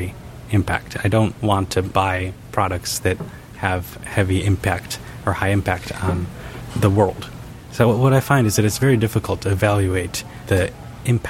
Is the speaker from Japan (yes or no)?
yes; Japan; I was born in Japan